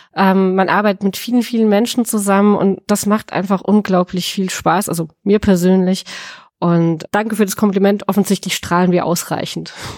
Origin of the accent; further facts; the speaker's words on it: the Speyer region, Rhineland-Palatinate, Germany; ich habe ein bisschen Heimvorteil, wenn ich ehrlich bin. Ähm, ich komme aus der Region